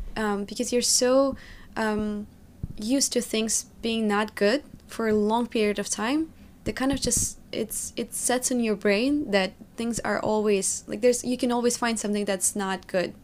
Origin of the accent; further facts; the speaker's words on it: Magnitogorsk, Chelyabinsk Oblast, Russia; English is a second language; moved away as an adult; also born or lived in New York; now in United States; built a life from scratch in Magnitogorsk, in my hometown where I was born.